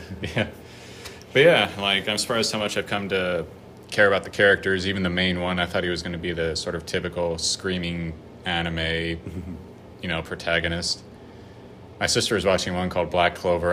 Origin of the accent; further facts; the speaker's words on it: Colorado, United States; I'm from Colorado